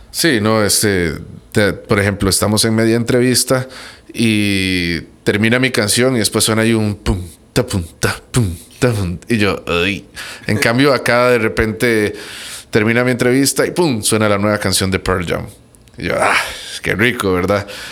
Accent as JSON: {"language": "Spanish", "country": "Costa Rica", "said": "yo soy tico, pero soy centroamericano."}